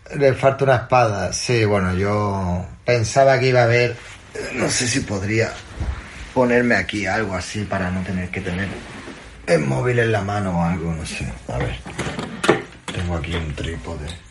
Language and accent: Spanish; Andalusia, Spain; Soy andaluz